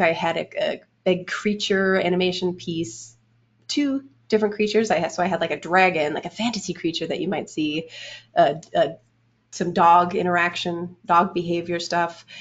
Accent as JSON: {"language": "English", "country": "Canada", "also_born_or_lived": "Orange County", "moved": "as an adult", "said": "I'm Canadian"}